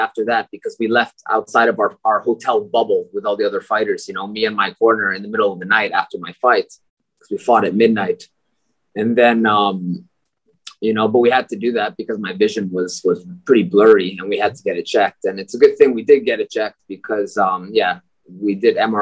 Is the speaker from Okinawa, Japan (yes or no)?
no; Tokyo, Japan; moved away as an adult; also born or lived in United States / Baguio, Philippines; now in Philippines; I grew up in Tokyo, Japan